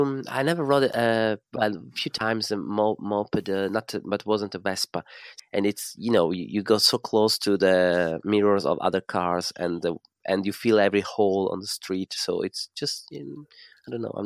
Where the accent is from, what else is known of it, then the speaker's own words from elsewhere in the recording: Bologna, Emilia-Romagna, Italy; moved away; I come from Bologna